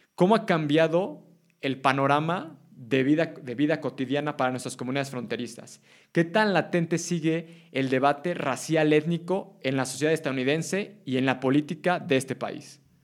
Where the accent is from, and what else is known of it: Mexico